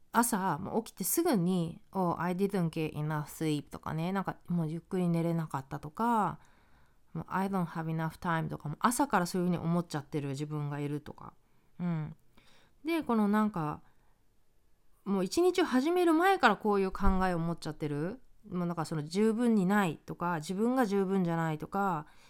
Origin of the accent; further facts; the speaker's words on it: Japan; moved away as an adult; now in United States; 日本で生まれ育った